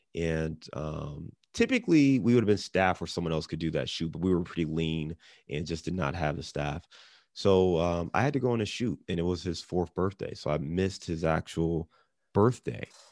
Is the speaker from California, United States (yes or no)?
no; Cleveland, Ohio, United States; also born or lived in Detroit / Chicago; now in Cincinnati, United States; I'm born and raised in Cleveland. I live in Cincinnati. I've lived in Detroit, Chicago.